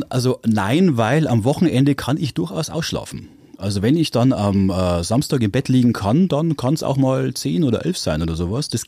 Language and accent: German; Bechtsried, Bavaria, Germany; also born or lived in Weiden in der Oberpfalz; ich bin aus äh, Weiden in der Oberpfalz, aufgewachsen im schönen Bechtsried